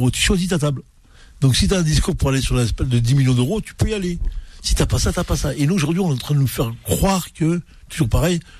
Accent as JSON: {"language": "French", "town": "Paris", "region": "Île-de-France", "country": "France", "said": "Bah, parce que Marseille, ça fait rêver que nous là parce qu'on est de Paris, on est, en, on est en France, et on pense"}